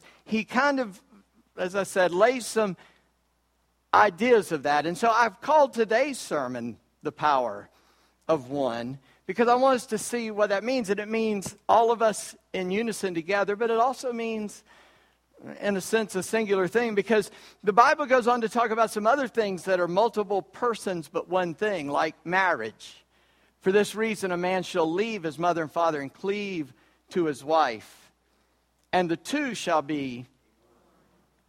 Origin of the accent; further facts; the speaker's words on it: Charleston, South Carolina, United States; I'm from Charleston, South Carolina